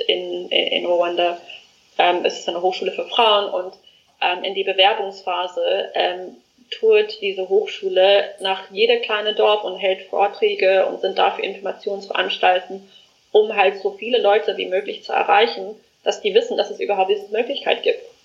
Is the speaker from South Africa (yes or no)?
yes; South Africa; moved away as an adult; now in Germany; ich komme aus Südafrika, ähm, bin dort geboren, aufgewachsen und lebe ähm, jetzt schon seit fast vier Jahren in Deutschland